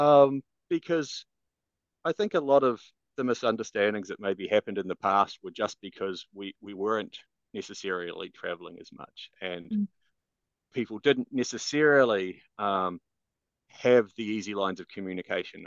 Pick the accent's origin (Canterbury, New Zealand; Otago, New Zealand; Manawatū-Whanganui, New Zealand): Canterbury, New Zealand; Christchurch; moved away; I'm originally from Christchurch, New Zealand